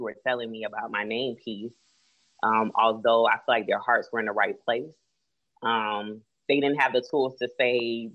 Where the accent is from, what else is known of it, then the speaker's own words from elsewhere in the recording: Florida, United States; I was raised in Florida, my mom, my family's from Cleveland, Ohio